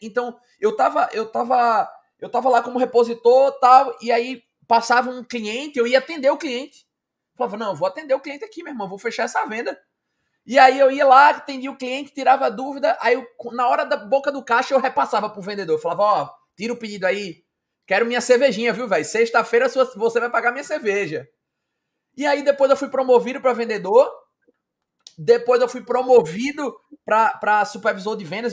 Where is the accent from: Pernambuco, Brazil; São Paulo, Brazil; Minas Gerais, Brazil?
Pernambuco, Brazil; Recife; eu sou aqui de Recife